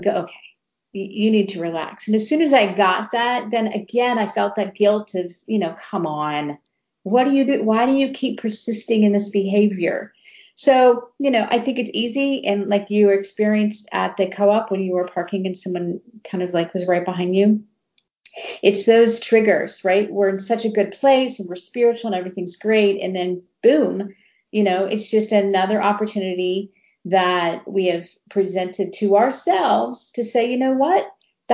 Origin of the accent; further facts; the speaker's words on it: Ohio, United States; now in Texas, United States; I grew up in Ohio